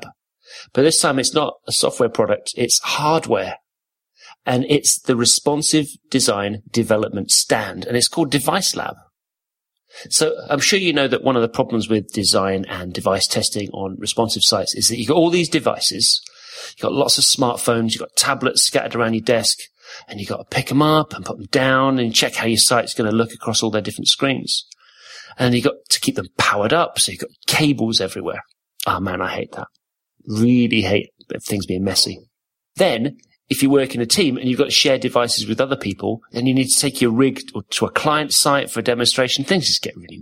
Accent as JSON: {"language": "English", "town": "Corby", "region": "East Midlands", "country": "United Kingdom", "tie": "born or raised there", "said": "I grew up in Corby, surrounded by Scots"}